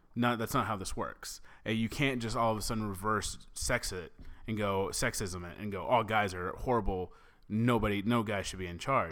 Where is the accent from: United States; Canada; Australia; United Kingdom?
United States; the South; I'm from the South